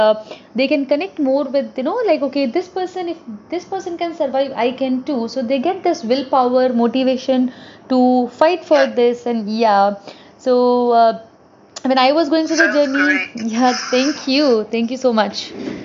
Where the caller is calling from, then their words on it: India; I work with cancer patients in India. So I'm calling from India.